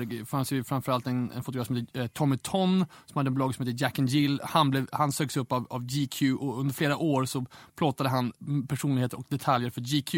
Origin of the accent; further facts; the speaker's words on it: Umeå, Västerbotten County, Sweden; moved away; kommer från Umeå ursprungligen. Ja. Och jag är ju kommer från punk och hardcore-rörelsens Umeå där jag är uppvuxen på slutet på 90-talet